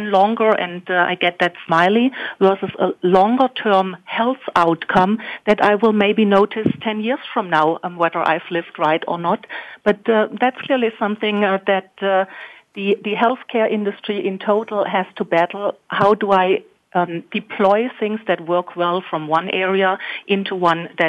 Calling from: Germany; here in uh, in Germany, a bit further ahead

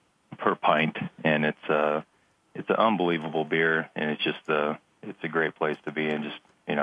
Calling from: Littleton, Colorado, United States; I'm in Littleton, Colorado.

